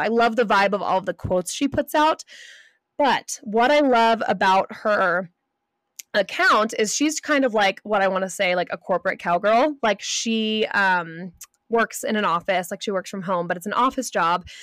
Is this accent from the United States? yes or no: yes; California, United States; moved away; I grew up in California.